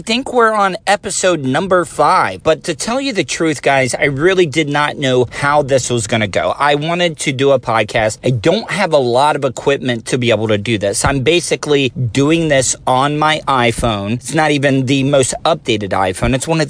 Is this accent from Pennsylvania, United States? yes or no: no; DeLeon Springs, Florida, United States; I grew up in DeLand Springs